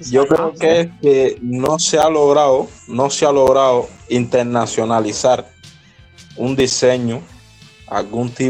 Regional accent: Cuba; Yo, moreno, cubano

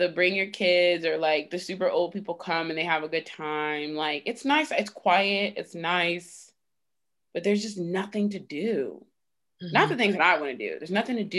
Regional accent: Virginia Beach, Virginia, United States; also born or lived in New York; now in Norfolk, United States; I grew up in Virginia Beach

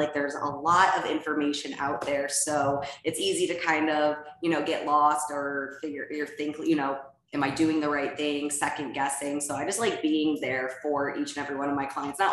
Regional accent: Ohio, United States; moved away as an adult; now in Scottsdale, United States; I'm originally from Ohio and we moved to Scottsdale, Arizona a couple of years ago during COVID

